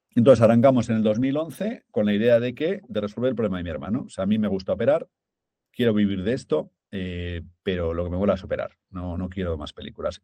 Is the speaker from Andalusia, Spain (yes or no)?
no; Zaragoza, Aragon, Spain; moved away; also born or lived in London; somos de Zaragoza, mi familia pues, es de un pueblo de Zaragoza